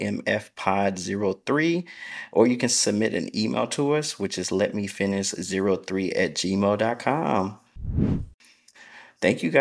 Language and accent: English; Clarksville, Tennessee, United States; moved away as an adult; now in Dallas, United States; I'm from Tennessee